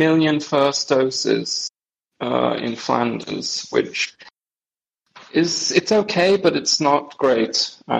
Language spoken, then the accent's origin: English; Wales, United Kingdom; moved away as an adult; now in Belgium; My mom is Welsh, and I'm Welsh. But I haven't lived in the... I left the UK in 2005